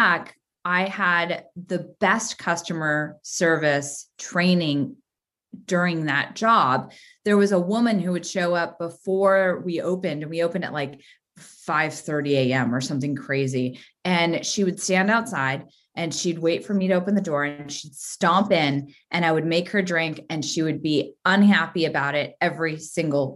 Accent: Santa Cruz, California, United States; I grew up in Santa Cruz, which, as you know, for Bay Area folks, is a very small, insulated beach community

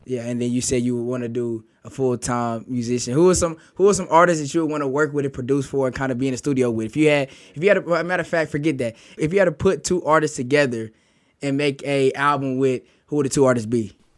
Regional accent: Kansas City, Missouri, United States; now in Columbia, United States; I'm from Kansas City, Missouri, and I'm a junior here at Mizzou

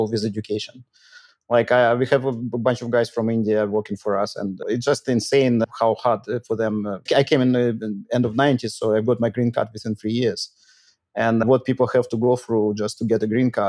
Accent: Moscow, Russia; also born or lived in Rio de Janeiro, Brazil; now in United States; I'm Russian actually, and I grew up in Moscow, but I left in 95

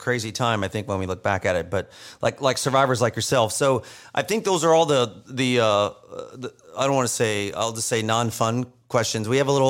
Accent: St. Louis, Missouri, United States; I'm a St. Louis born and raised

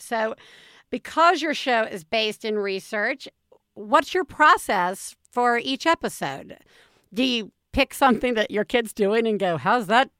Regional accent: the South, United States; I grew up in the South

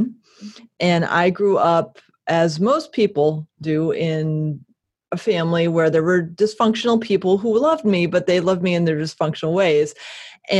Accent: Connecticut, United States; now in Portland, United States; I escaped from Connecticut

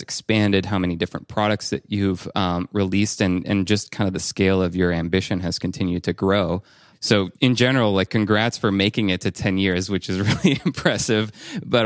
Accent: France; I grew up in France, and my dad is French, my mom is American

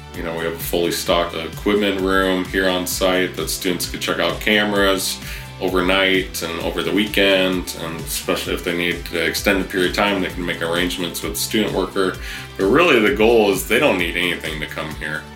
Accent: Riverside, California, United States; also born or lived in San Francisco; now I'm back in my hometown of Riverside

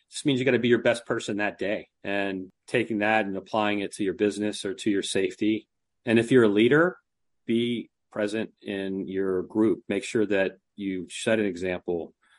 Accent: Delaware, United States; moved away

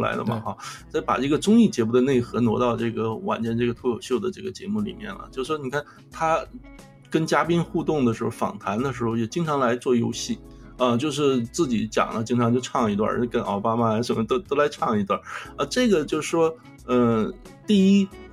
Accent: Northeast China, China; accent: Northeastern (Dongbei) dialect; 用我们东北话来讲

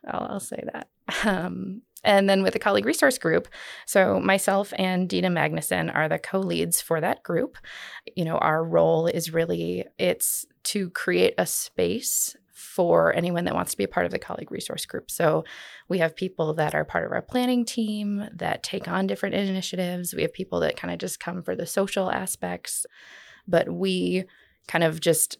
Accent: Florida, United States; A lot of people say, oh, it must be awesome growing up in Florida.

